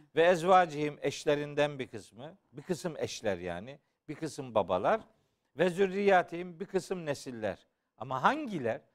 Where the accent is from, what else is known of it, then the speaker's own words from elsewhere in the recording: Black Sea Region, Turkey; Bizim Karadeniz'de çok olur